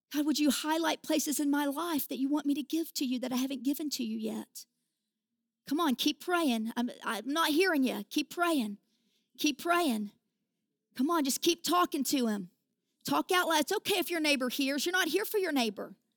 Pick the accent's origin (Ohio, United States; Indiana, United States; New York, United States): Indiana, United States; southern; accent: hick; also born or lived in Kentucky; I was born in Kentucky and I was raised in southern Indiana. And, you know, this accent is, uh, I actually say that it's a hick anointing